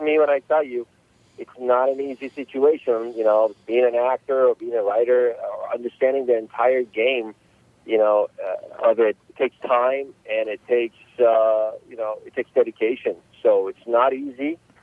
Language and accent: English; Los Angeles, California, United States; I grew up in uh, Los Angeles, uh, California since about 1983. My parents immigrated uh, to the states